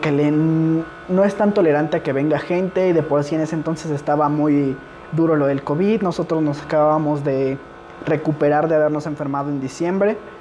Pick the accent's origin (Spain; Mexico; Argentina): Mexico; Valley of Mexico